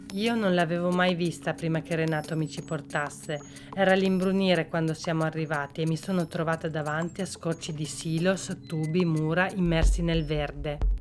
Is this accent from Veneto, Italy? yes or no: yes; Veneto, Italy; moved away as an adult; Io che vivevo a monte della fabbrica in montagna bevevo acqua buona al mio paese, poi me ne sono andata a lavorare altrove